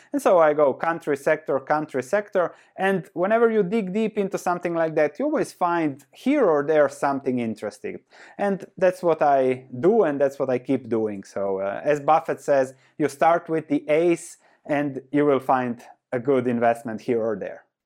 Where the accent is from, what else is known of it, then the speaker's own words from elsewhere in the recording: Croatia; I was born and raised in Croatia, which was Yugoslavia before